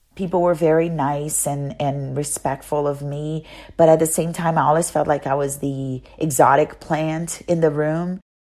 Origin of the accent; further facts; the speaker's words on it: Salvador, Bahia, Brazil; first language Portuguese; English is a second language; moved away as an adult; also born or lived in Rio de Janeiro, Brazil / Arizona, United States; now in United States; I'm from Brazil originally, from a very special place in Brazil called Bahia, the state of Bahia, the city of Salvador